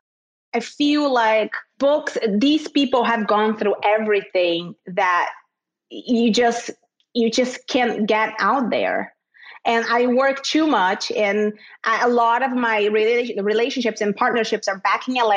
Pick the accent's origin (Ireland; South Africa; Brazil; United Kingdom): Brazil; Rio de Janeiro; moved away as an adult; now in Miami, United States; I grew up in Rio in Brazil, but I never lived at the beach.